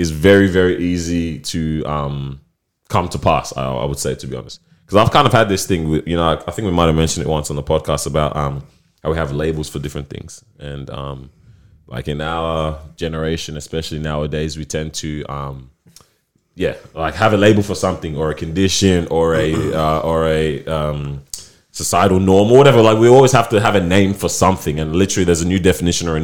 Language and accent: English; Nigeria; As a Nigerian